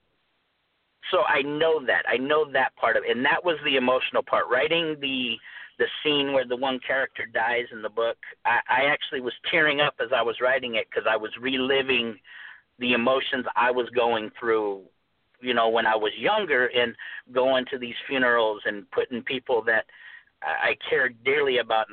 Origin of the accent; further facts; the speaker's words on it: Phoenix, Arizona, United States; growing up, I grew up in South Phoenix.